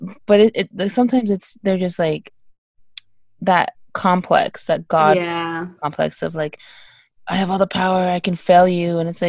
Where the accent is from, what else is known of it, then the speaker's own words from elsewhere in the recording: Texas, United States; moved away as an adult; also born or lived in Alaska; And then I'm from Texas.